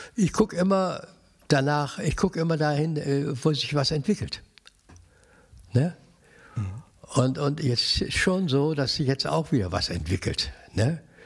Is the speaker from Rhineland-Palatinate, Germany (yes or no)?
no; Cologne, North Rhine-Westphalia, Germany; ich wohne hier, ich lebe hier. Also das ist ja meine Heimat